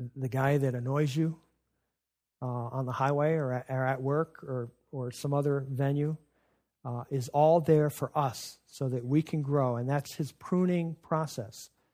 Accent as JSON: {"language": "English", "area": "Adirondacks", "region": "North Country of New York", "country": "United States", "tie": "born or raised there", "said": "I was growing up in the North Country of New York in the Adirondacks"}